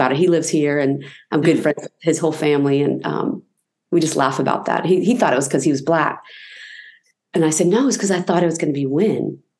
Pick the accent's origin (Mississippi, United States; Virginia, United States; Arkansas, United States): Virginia, United States; Newport News; growing up in the South. Let's have a healthy mix of people to learn from and to share with, and Newport News was cool that way.